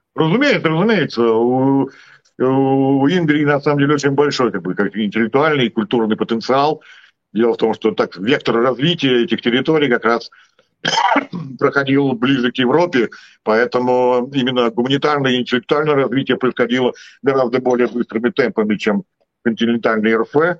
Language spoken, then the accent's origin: Russian; Saint Petersburg, Russia; born or raised there